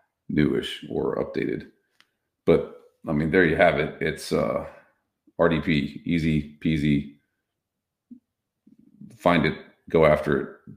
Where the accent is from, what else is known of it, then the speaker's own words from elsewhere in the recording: Texas, United States; I grew up in Navarro County, Texas.